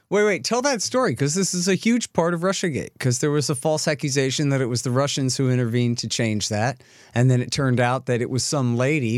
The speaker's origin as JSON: {"language": "English", "region": "Texas", "country": "United States", "said": "I'm a Texan"}